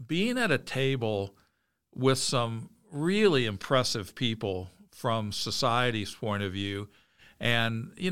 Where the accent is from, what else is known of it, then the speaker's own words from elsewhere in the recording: Midwest, United States; I grew up in the Midwest